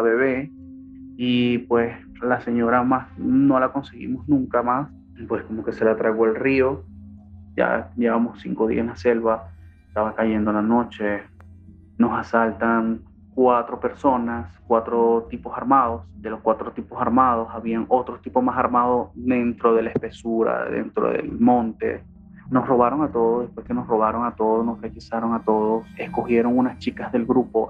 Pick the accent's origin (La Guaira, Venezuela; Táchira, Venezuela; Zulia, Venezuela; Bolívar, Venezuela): La Guaira, Venezuela; also born or lived in Bogotá, Colombia; now in United States; soy venezolano de La Guaira, Estado Vargas